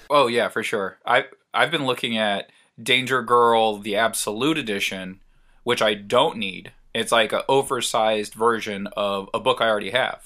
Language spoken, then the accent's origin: English; San Diego, California, United States; grew up in San Diego, was born and raised in San Diego